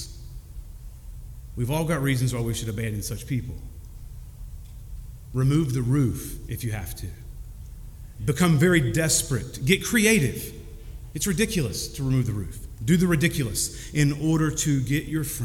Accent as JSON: {"language": "English", "region": "Kentucky", "country": "United States", "said": "I'm from Kentucky"}